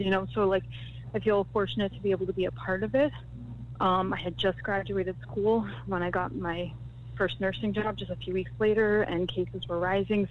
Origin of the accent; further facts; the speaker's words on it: Florida, United States; my home state of Florida